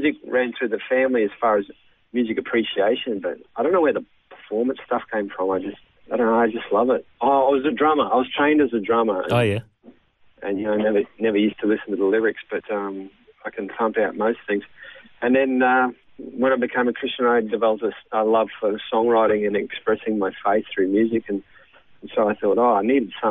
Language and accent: English; Queensland, Australia; also born or lived in Stanthorpe, Queensland / Sunshine Coast, Queensland / Vanuatu; I'm a Queenslander, only just, because I was born in Stanthorpe on the Granite Belt, just over the border. Yeah, grew up down there for a bit, and then we moved back to the Sunshine Coast